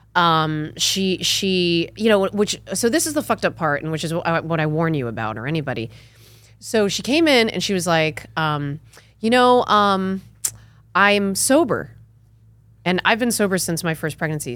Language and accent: English; Connecticut, United States; also born or lived in New York / California; now in Austin, United States; I'm from Connecticut originally.